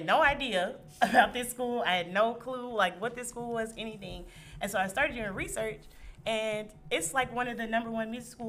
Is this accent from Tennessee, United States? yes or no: no; Houston, Texas, United States; Yeah, I'm from Houston.